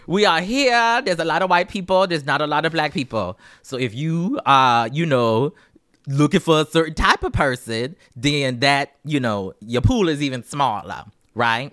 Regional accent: Charleston, South Carolina, United States; I'm from Charleston, South Carolina

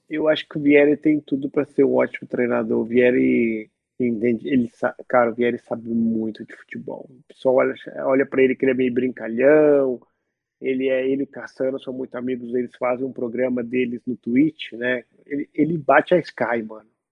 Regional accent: Belo Horizonte, Minas Gerais, Brazil; now in Milan, Italy; Sou brasileiro, nascido em Belo Horizonte

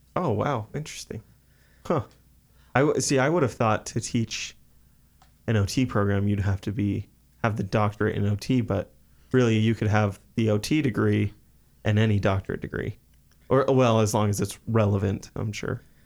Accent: Sugar City, Idaho, United States; Ollie's is a small diner in Sugar City, Idaho, my hometown

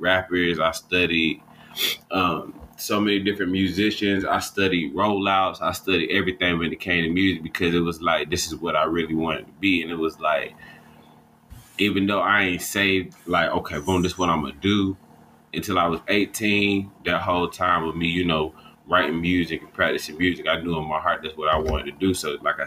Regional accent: Atlanta, Georgia, United States; I'm from the south side of Atlanta, Georgia. Basically, like Clayton County, we call it Clayco for short.

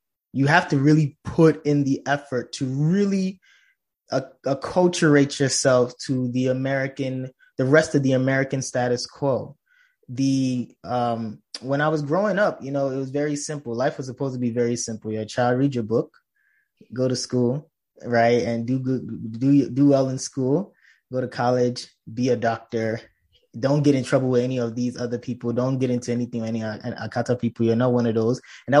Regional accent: Nigeria; now in Chicago, United States; And I moved to Chicago where I was with my mom. And it was easy because, of course, growing up in Nigeria, I mean, most people think that we're living in huts, but we have cable.

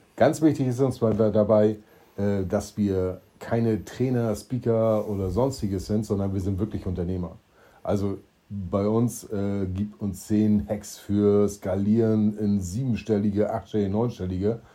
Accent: Schwerin, Mecklenburg-Vorpommern, Germany; now in Stuhr, Germany; ich komme aus gebürtig aus Schwerin, deshalb bin ich Ossi

